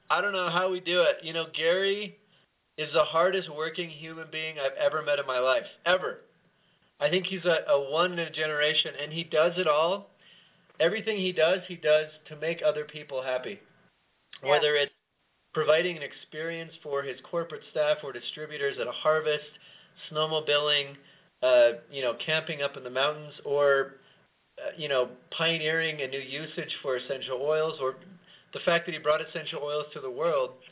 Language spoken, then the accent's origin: English; Bolivia; also born or lived in Venezuela / Chile; I grew up in South America, in Bolivia. I also lived in Venezuela and Chile. And so I also speak Spanish